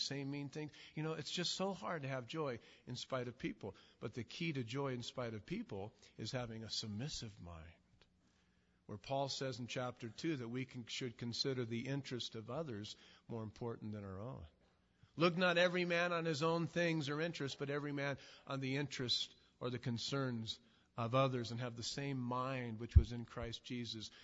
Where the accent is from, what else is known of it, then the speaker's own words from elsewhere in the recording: Southern California, United States; I'm from Southern California